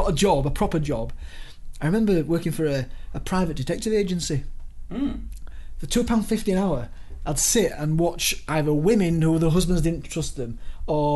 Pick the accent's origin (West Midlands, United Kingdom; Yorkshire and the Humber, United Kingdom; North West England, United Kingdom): Yorkshire and the Humber, United Kingdom; Leeds; moved away as an adult; also born or lived in Dortmund; I was from Leeds